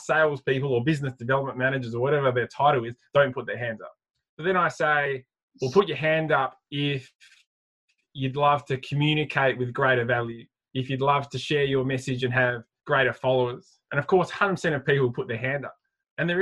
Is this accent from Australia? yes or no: yes; Adelaide, South Australia, Australia; I'm from Adelaide, so still live in Adelaide